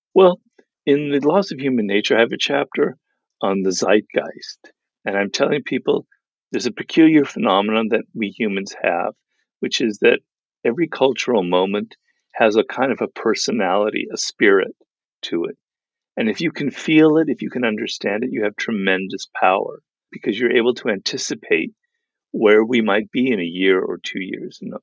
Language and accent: English; Los Angeles, California, United States; my kind of cloistered life in Los Angeles because I grew up here